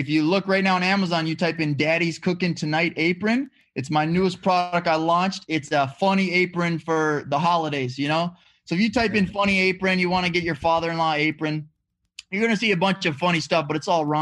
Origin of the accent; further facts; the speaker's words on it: Walker, Minnesota, United States; moved away as an adult; also born or lived in Hawaii; I'm from Walker, Minnesota. Lived there my whole life. And then when I turned 18 years old